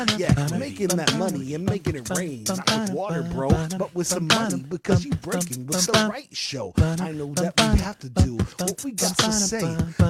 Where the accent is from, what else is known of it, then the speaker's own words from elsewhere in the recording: Pflugerville, Texas, United States; Because I'm from Pflugerville, but there's no F in it.